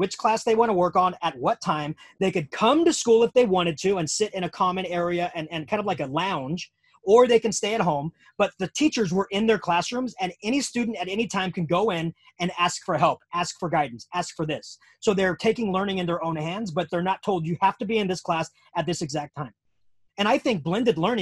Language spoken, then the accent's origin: English; United States; being American